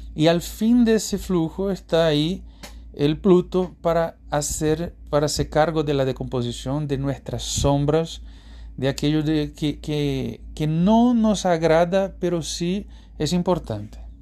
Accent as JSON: {"language": "Spanish", "town": "Recife", "region": "Pernambuco", "country": "Brazil", "tie": "born or raised there", "second_language": "Spanish", "moved": "yes", "said": "Brasil, en particular Recife, mi ciudad natal"}